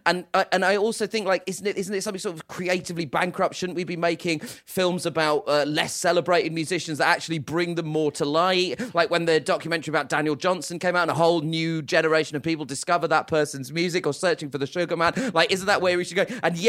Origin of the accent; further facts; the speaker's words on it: United Kingdom; I'm a huge … fan. Absolutely adore them. As all British people do, that's a true stereotype.